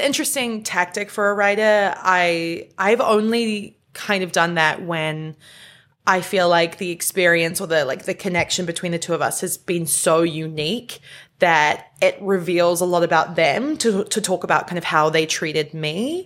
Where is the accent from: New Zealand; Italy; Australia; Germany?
New Zealand; I am from New Zealand